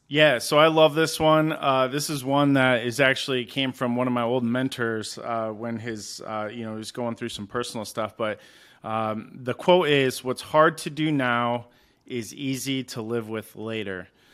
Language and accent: English; Kalamazoo, Michigan, United States; moved away as an adult; now in Arizona, United States; I'm originally from Kalamazoo, Michigan.